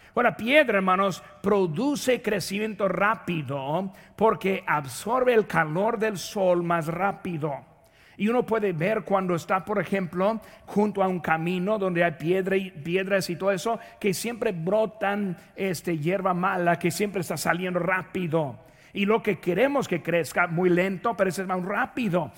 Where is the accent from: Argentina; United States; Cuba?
United States; Indiana; moved away; De donde yo nací, ahí en Indiana